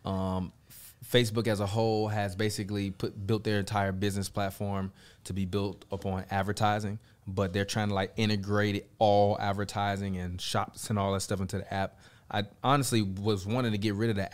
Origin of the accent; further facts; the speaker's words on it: Chicago, Illinois, United States; I'm from Chicago, Illinois